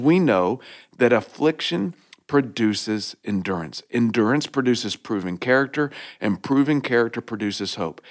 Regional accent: Oklahoma, United States; I grew up in Oklahoma

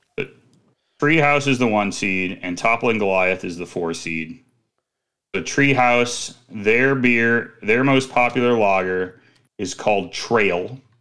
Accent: Midwest, United States; I'm from the Midwest

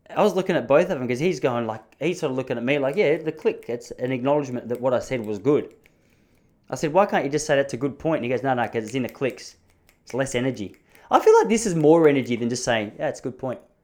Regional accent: Australia; also born or lived in Dandenong; I'm born and raised in Australia

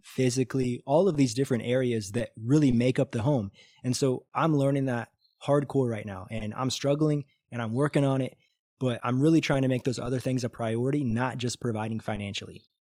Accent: Missouri, United States; moved away as an adult; now in Brazil; I'm from Missouri

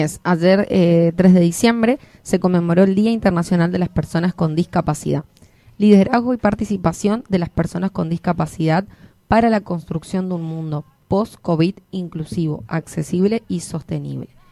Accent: Argentina; nos hermana como argentinos

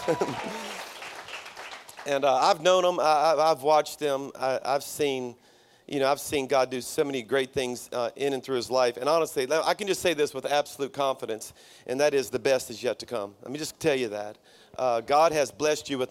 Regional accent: South Louisiana, United States; now in Birmingham, United States; my church is in Birmingham, Alabama, but I'm a Cajun from South Louisiana

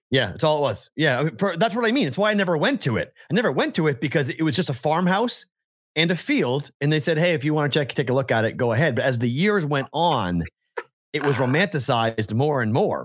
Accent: New England, United States; I'm from New England

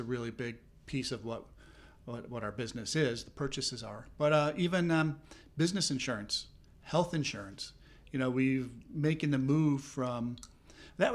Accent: Minnesota, United States; moved away as an adult; also born or lived in Southern California; now in Philadelphia, United States; I did not grow up in this area. I grew up in Minnesota.

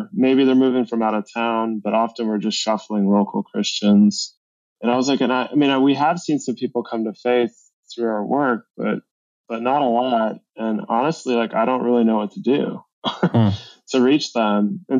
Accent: San Francisco Bay Area, California, United States; now in Massachusetts, United States; I'm from the San Francisco Bay Area, now living in Massachusetts. That's not where I'm originally from

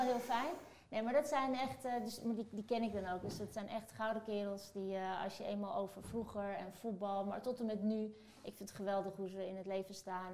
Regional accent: Amersfoort, Utrecht, Netherlands; also born or lived in Turkey; ik kom eh, dan toevallig uit Turkije, maar ik ben, ik stel net, opgegroeid in Amersfoort

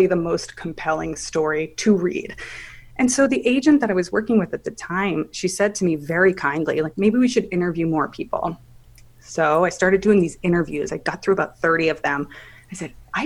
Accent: Palo Alto, California, United States; moved away as an adult; also born or lived in Manhattan; I grew up in Palo Alto in Silicon Valley

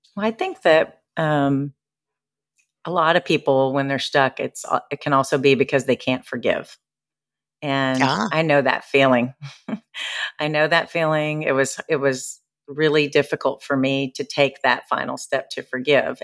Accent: Nashville, Tennessee, United States; moved away as an adult; now in Newport, United States; I'm from Nashville, but I live in Newport, Rhode Island by the ocean right now

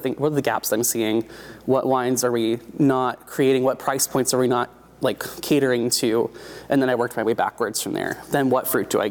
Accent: Oregon, United States; I'm born and raised in Oregon

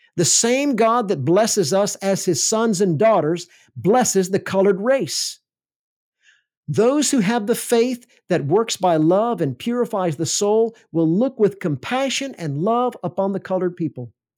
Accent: Alabama, United States; I grew up in Alabama

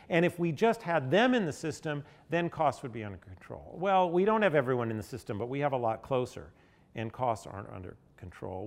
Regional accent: Nashville, Tennessee, United States; I grew up in Nashville, not so far from here, right in the post desegregation era

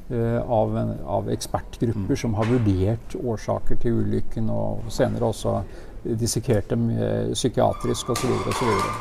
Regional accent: Norway; jeg kom fra Norge

